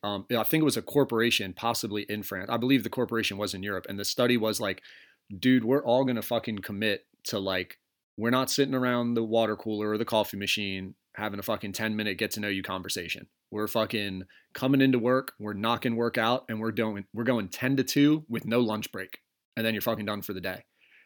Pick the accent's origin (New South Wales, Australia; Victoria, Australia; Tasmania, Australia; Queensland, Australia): Tasmania, Australia; if I fly over to the States and like, I say I'm from Tasmania, do they think I'm just going to wreck shit, start spinning around, go nuts?